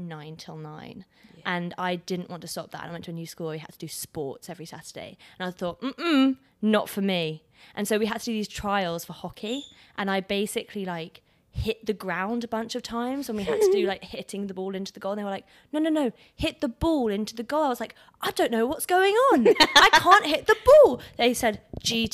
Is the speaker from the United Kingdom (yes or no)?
yes; England, United Kingdom; moved away as an adult; now in United States; I'm from England.